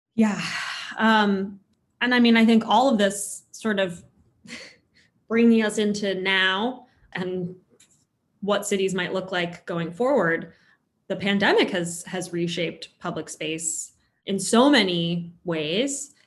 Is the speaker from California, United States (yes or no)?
yes; Los Angeles, California, United States; moved away; I grew up in Los Angeles